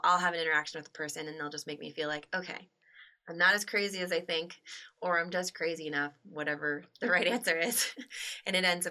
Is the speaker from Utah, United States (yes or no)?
yes; Salt Lake City, Utah, United States; my hometown a lot in Salt Lake, Park City, and Heber City.